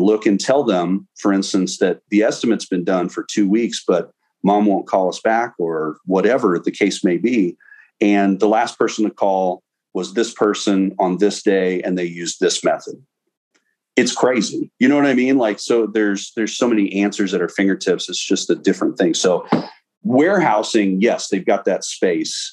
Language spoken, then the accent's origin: English; Jefferson City, Missouri, United States; moved away as an adult; also born or lived in St. Louis area / Blue Springs, Missouri; Grew up in Jefferson City, Missouri.